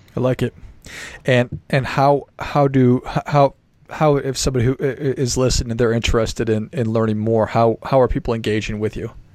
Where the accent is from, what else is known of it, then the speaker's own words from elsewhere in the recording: Minnesota, United States; I'm from a small town in Minnesota